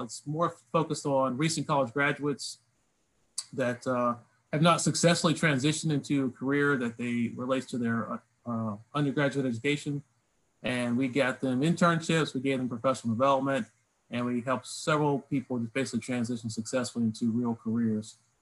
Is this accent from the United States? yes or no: yes; Lynchburg, Virginia, United States; moved away; I grew up in Lynchburg, Virginia